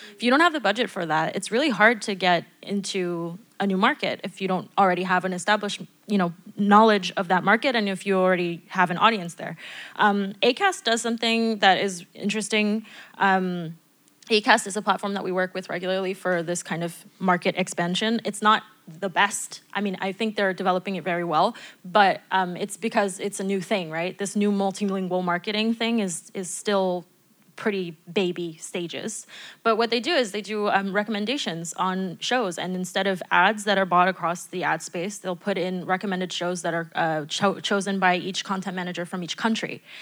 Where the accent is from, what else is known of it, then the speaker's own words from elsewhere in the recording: United States; now in France; as an American